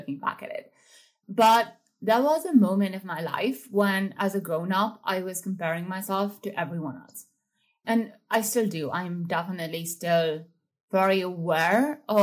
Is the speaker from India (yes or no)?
yes; India; I grew up in India